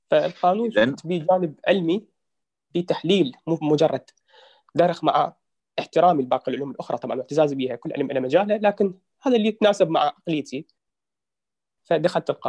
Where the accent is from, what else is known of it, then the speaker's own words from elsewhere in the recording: Baghdad, Baghdad Governorate, Iraq; born there; البطاقة الشخصية بشكل مختصر … من مواليد محافظة بغداد تاريخ 21 8 1990